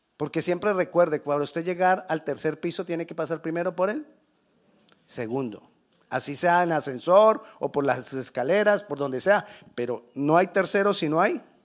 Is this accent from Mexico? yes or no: no; Colombia; moved away; decimos en Colombia